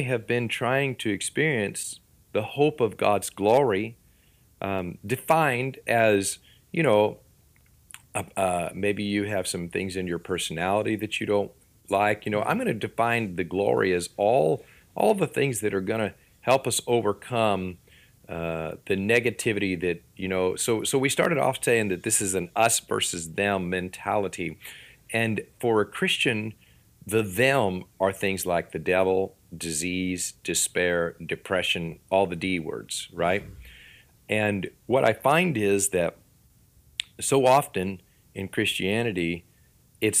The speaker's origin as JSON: {"language": "English", "region": "Florida", "country": "United States", "also_born_or_lived": "Washington", "moved": "yes", "lives_now": "Missouri, United States", "said": "I'm from Florida, and down there, it would be y'all. And then I moved to Washington"}